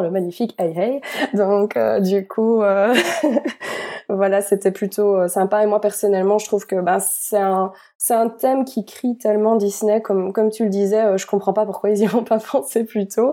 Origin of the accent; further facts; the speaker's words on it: Belgium; en tant que Belges